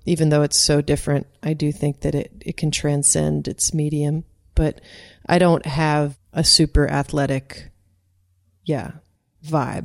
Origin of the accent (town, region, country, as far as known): Doylestown, Pennsylvania, United States; born or raised there; moved away as an adult; also born or lived in Southern California; now in California, United States